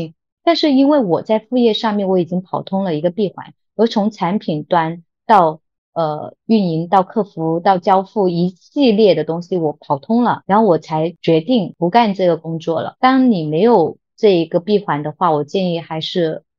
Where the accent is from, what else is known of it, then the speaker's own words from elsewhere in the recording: Guangdong, China; 我就觉得道理就很简单，我们广东人。就是喜欢做做生意，不喜欢说大话。